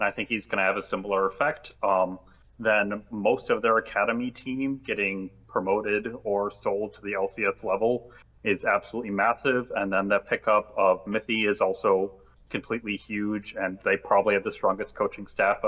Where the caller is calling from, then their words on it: Washington, District of Columbia, United States; Washington, D.C.